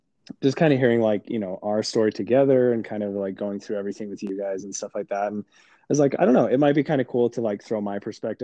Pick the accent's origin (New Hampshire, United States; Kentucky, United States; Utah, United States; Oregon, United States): Utah, United States; Orthodox, like devout Mormon my entire life. Born and raised in Utah.